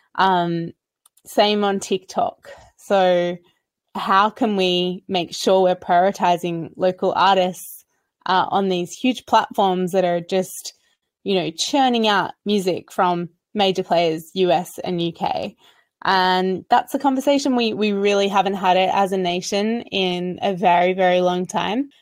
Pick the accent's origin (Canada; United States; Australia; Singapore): Australia; I'm an Australian recording artist